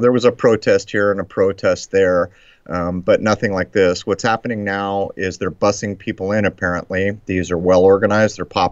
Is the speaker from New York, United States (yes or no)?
no; La Mesa, California, United States; moved away; also born or lived in Lemon Grove; my hometown